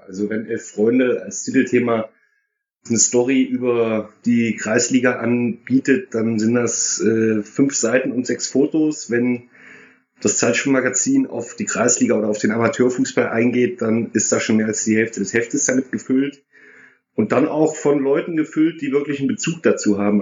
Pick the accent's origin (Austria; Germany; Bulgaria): Germany; Erfurt, Thuringia; moved away as an adult; now in Duisburg, Germany; komme gebürtig aus Erfurt, wohne seit 15 Jahren in Duisburg